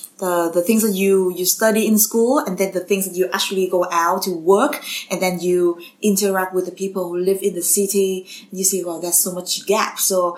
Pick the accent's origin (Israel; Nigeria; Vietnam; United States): Vietnam; I was born and raised in Vietnam.